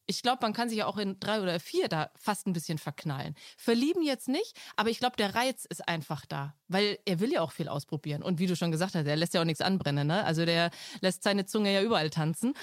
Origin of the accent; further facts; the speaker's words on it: Franconia, Bavaria, Germany; bei uns in Franken